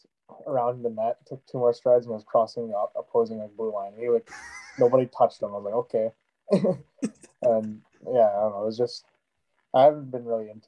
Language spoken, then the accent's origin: English; Canada; growing up in Canada